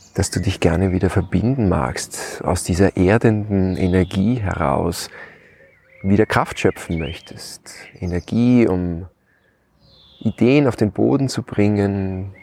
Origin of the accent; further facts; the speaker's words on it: Lower Austria, Austria; Haus meiner Mutter, meinem Elternhaus, wo ich aufgewachsen bin